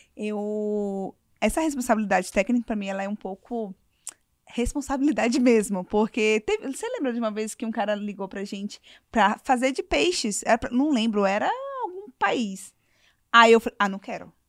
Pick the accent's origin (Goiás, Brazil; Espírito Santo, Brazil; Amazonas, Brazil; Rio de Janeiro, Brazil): Amazonas, Brazil; Manaus; a gente é de Manaus